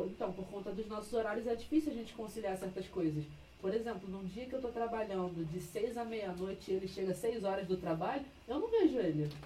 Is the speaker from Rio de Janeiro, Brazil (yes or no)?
yes; Rio de Janeiro, Brazil; eu sou carioca da gema